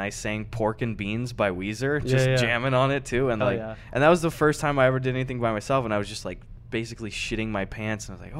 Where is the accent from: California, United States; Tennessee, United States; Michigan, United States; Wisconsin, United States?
Wisconsin, United States; I'm from a place in Wisconsin with, like, 1,000 people.